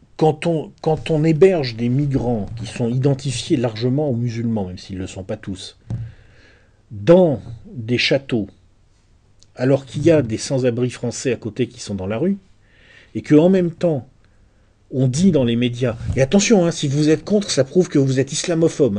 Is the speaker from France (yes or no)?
yes; France; chez nous en France